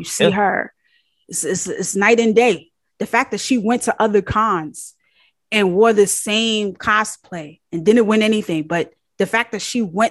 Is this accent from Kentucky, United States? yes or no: no; New York, United States; I'm from New York.